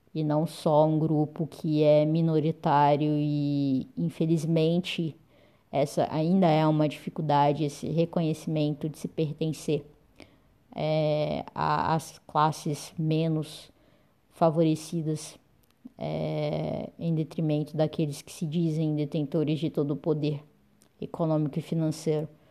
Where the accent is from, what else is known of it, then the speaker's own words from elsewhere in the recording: Uberlândia, Minas Gerais, Brazil; sou de Uberlândia, Minas Gerais